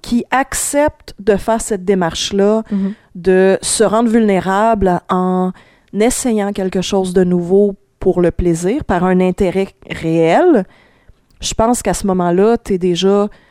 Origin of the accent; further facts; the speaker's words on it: Sherbrooke, Quebec, Canada; je viens de Sherbrooke